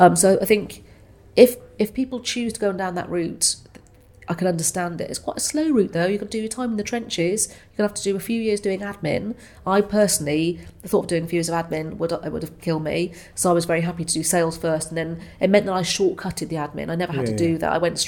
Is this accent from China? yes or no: no; Wales, United Kingdom; I'm a big Welsh rugby fan. I know I don't sound particularly Welsh, lost my accent, but I'm a huge fan of rugby.